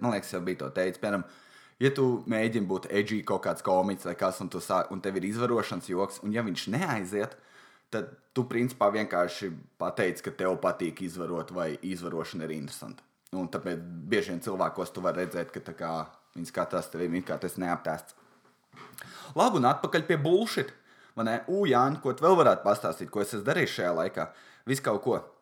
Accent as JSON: {"language": "Latvian", "town": "Valmiera", "region": "Vidzeme", "country": "Latvia", "said": "Es esmu no Valmieras"}